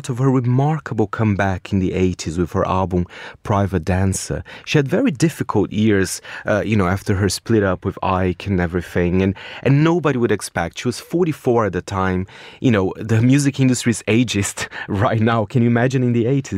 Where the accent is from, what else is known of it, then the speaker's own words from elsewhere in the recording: Brazil; moved away; my home country, Brazil